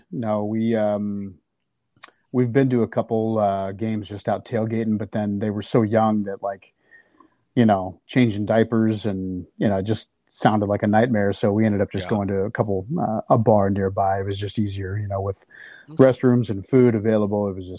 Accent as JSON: {"language": "English", "town": "Ankeny", "region": "Iowa", "country": "United States", "tie": "born or raised there", "moved": "yes", "said": "It's like my hometown Ankeny. I don't recognize it anymore."}